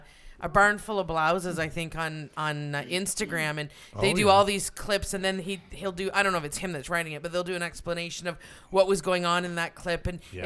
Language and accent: English; Canada; I mean, we're Canadian, right?